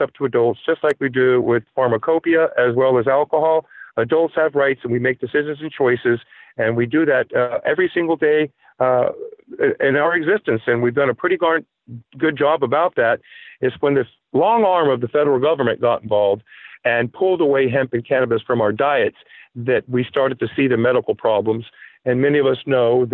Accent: Palm Beach, Florida, United States; moved away as an adult; now in New Hampshire, United States; I was born and raised in Palm Beach, Florida. I spent the better part of 30 years in South Florida, and I moved to New Hampshire

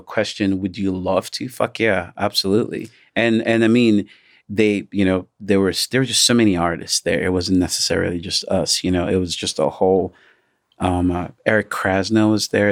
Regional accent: Nigeria; now in United States; as a Nigerian, I do have so many family members who couldn't work because of the pandemic.

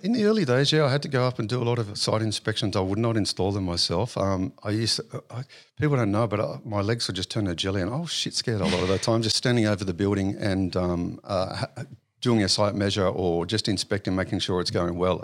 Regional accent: Sydney, New South Wales, Australia; also born or lived in Auburn, New South Wales / Wentworthville, New South Wales / St Marys, New South Wales / Penrith, New South Wales; So I was actually born in Auburn. Um, early years was, um, uh, raised in Wentworthville, um, and then moved out to Saint Mary's

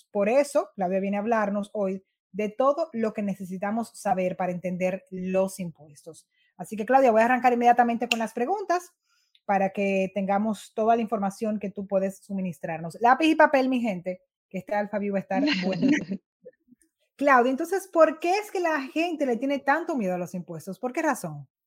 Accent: Dominican Republic

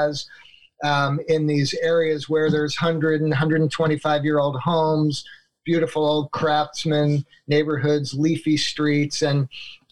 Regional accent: Long Island, New York, United States; moved away as an adult; now in Portland, United States; I grew up in Long Island, went to school back east

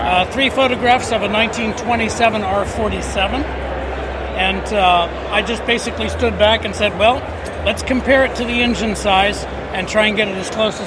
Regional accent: Montreal, Quebec, Canada

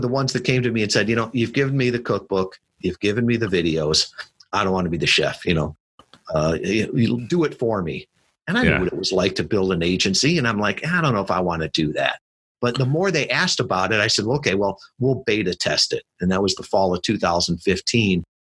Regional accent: Midwest, United States; I was brought up in the Midwest

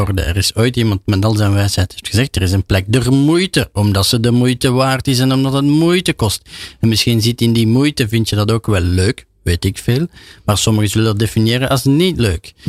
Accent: Belgium; als Belg

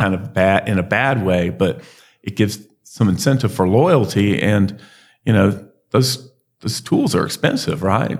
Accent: Alabama, United States; we're from Alabama

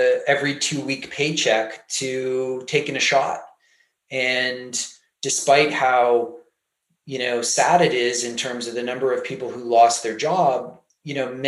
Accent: Canada; I'm Canadian

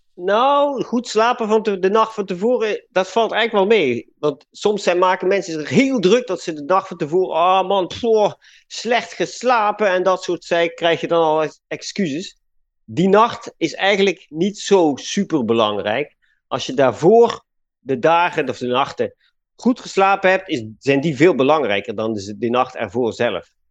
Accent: Limburg, Netherlands; accent: soft G; moved away as an adult; also born or lived in Utrecht; waar ik vandaan kom. En dat is Limburg. Dus daar heb je de zachte G al.

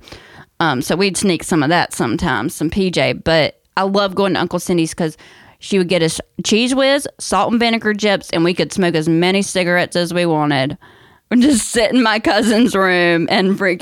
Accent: North Carolina, United States; I grew up in North Carolina

